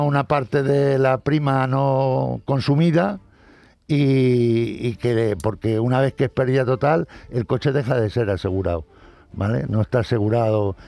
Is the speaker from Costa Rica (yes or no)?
no; Madrid, Community of Madrid, Spain; soy madrileño igual que tú